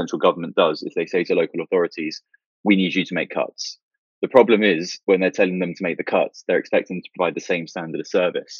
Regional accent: Milton Keynes, South East England, United Kingdom; also born or lived in London; I grew up on the outskirts of Milton Keynes

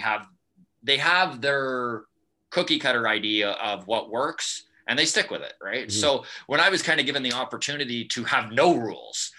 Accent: Grande Prairie, Alberta, Canada; moved away as an adult; also born or lived in Edmonton / High Level; I grew up in Grand Prairie. It was my hometown.

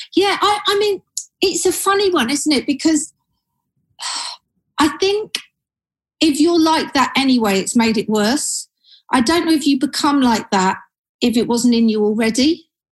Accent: Surrey, South East England, United Kingdom; moved away as an adult; now in London, United Kingdom; I was born and bred in Surrey

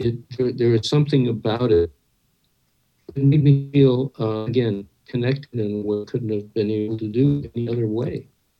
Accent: Midwest, United States; I grew up in the American Midwest in a family that was terrified of animals.

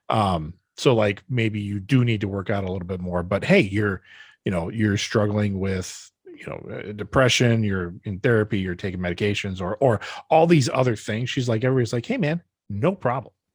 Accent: Brodhead, Wisconsin, United States; born or raised there; moved away

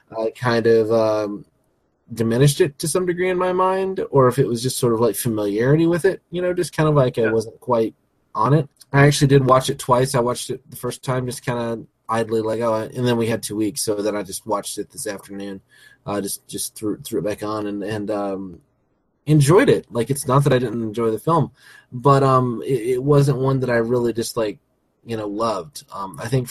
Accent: the South, United States; moved away; I'm a Southern boy. You know, mm-hmm. I grew up in the South

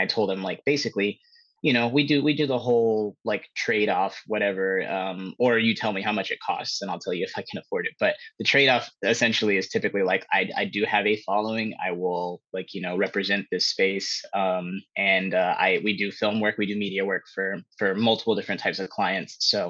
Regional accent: Pittsburg, California, United States; also born or lived in Antioch, California; I'm from the San Francisco Bay Area in California. I came to Miami with my partner, Mel.

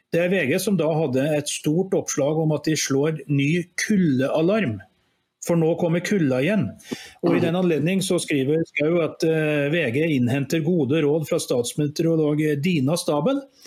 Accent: Skaga, Nærøy, Trøndelag, Norway; moved away; also born or lived in Askim / Oslo / Gjøvik; jeg bodde, gikk på barne- og ungdomsskole da en, i en liten grend som heter Skaga, som i, lå i det som da var Nærøy kommune.

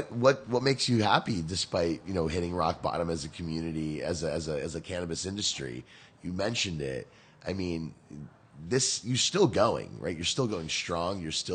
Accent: New Jersey, United States; now in California, United States; I grew up in New Jersey.

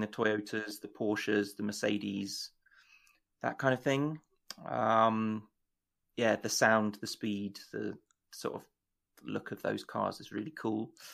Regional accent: United Kingdom; as a Brit

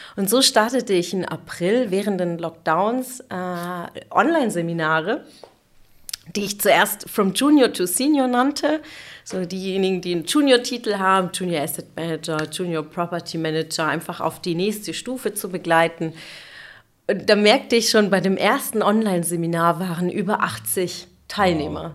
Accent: Sindelfingen, Baden-Württemberg, Germany; also born or lived in Munich / Stuttgart / Karlsruhe; ich bin aber im Schwabenland geboren

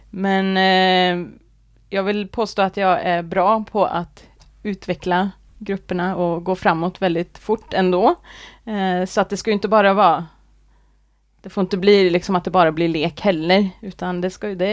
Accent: Arvika, Värmland, Sweden; also born or lived in Gothenburg; now in Kode, Sweden; jag är från Arvika, eh, ja. Värmland. Uppvuxen där.

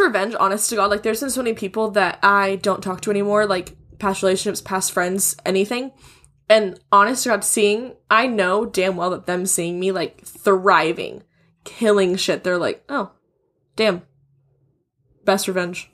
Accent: Wichita, Kansas, United States; now in Texas, United States; we're both from Wichita, Kansas, a very small place in the scheme of things.

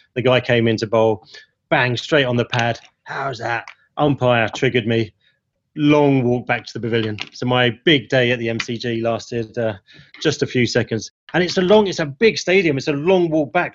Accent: Ilford, London, United Kingdom; now in Hong Kong; growing up in Ilford

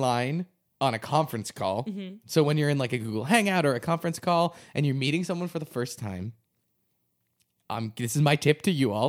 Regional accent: New England, United States; I mean, I'm from New England. And I'm a Patriots fan.

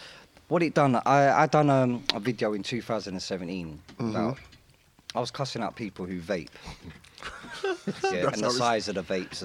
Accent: London, United Kingdom

